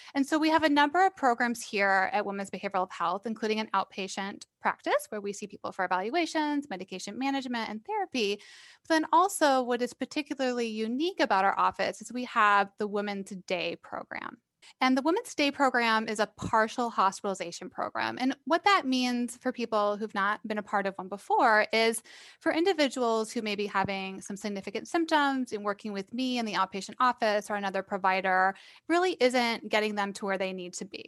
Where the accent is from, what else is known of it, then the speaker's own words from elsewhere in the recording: Iowa, United States; moved away as an adult; So I am actually from Iowa. I grew up there.